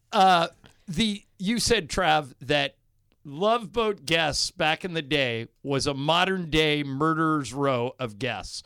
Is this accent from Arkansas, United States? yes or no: no; Corona del Mar, California, United States; I grew up on, in a beach town. I grew up in Corona Del Mar